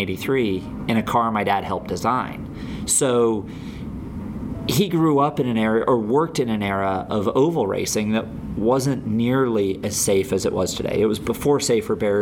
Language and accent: English; Camarillo, California, United States; also born or lived in Europe; we moved back to Ventura County when I was about 8.5, 9, I think, because I'd spent a lot of time growing up in Europe